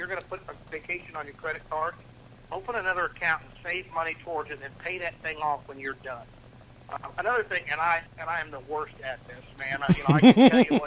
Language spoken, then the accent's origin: English; Midwest, United States; moved away as an adult; now in Florida, United States; I am from the Midwest, but I moved down to Florida in 2009